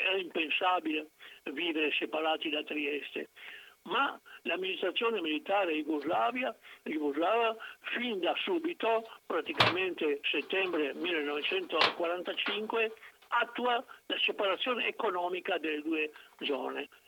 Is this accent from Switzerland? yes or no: no; Piran, Istria, Slovenia; moved away; nel mio paese, appunto, il quarantasette per cento dei voti era andato al Partito Socialista